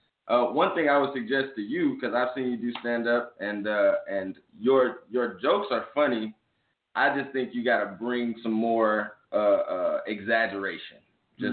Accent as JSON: {"language": "English", "town": "Arlington", "region": "Texas", "country": "United States", "also_born_or_lived": "Fort Worth / Mississippi", "said": "I'm from Arlington. I'm from Arlington, Texas. I was born in Fort Worth, moved to Arlington shortly after, moved to Mississippi shortly after."}